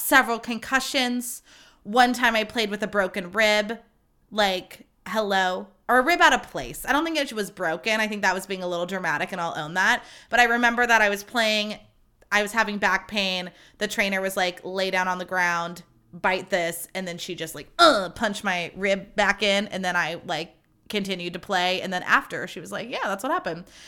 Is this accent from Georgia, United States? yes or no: no; Livermore, California, United States; I'm from Livermore, California